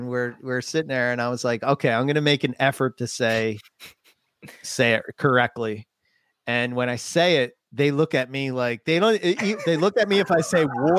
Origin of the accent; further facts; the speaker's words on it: Philadelphia, Pennsylvania, United States; accent: Philly; I had the Philly thing. I got, you know, I'm an American. I'm a Philly guy.